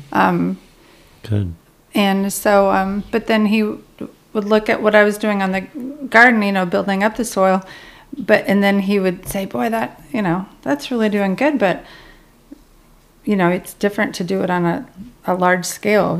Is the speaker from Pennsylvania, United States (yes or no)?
no; North Dakota, United States; now in Kentucky, United States; I grew up in North Dakota